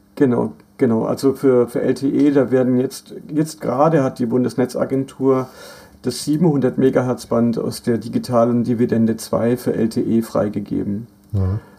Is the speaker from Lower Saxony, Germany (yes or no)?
no; Black Forest, Baden-Württemberg, Germany; moved away; mein Heimatdorf im Schwarzwald, wo, wo meine Mutter wohnt